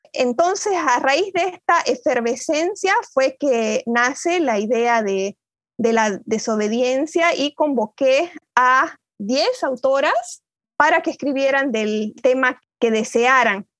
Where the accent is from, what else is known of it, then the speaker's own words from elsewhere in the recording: Bolivia; moved away as an adult; also born or lived in Buenos Aires, Argentina; now in Ithaca, United States; me fui de Bolivia hace muchos años, ya hace más de 10 años que vivo en, en Ítaca, en, los Estados Unidos